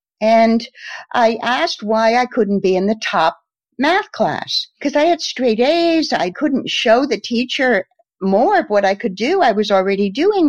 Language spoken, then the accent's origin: English; Norwich, Connecticut, United States; moved away; also born or lived in New York; I'm originally from Norwich, Connecticut. And I live actually not far from my old hometown now